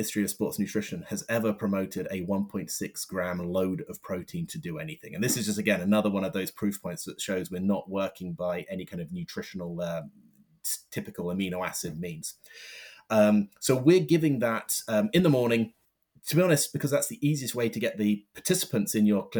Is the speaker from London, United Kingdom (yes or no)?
yes; London, United Kingdom; I'm from London